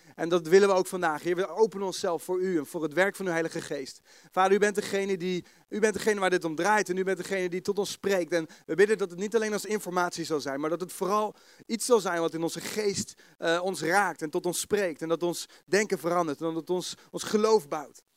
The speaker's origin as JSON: {"language": "Dutch", "town": "The Hague", "region": "South Holland", "country": "Netherlands", "accent": "Haags", "said": "Kun je me verstaan met mijn Haagse accent"}